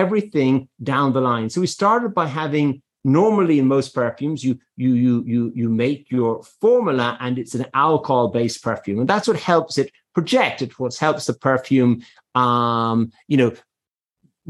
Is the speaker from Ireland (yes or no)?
yes; Ireland; moved away; I am Irish